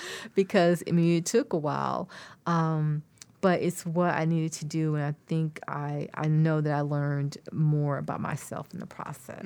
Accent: near Austin, Texas, United States; it started in my hometown. We would go to one in Columbus, which is not far from Austin

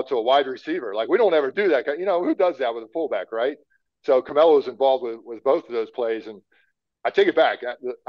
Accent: Pennsylvania, United States; I grew up in the Northeast playing in Pennsylvania

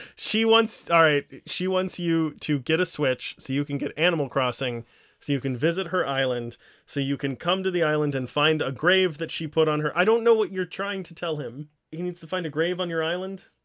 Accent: the South, United States; when I was growing up in the South

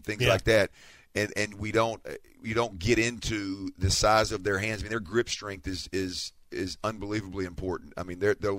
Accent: Houston, Texas, United States; I'm from Houston

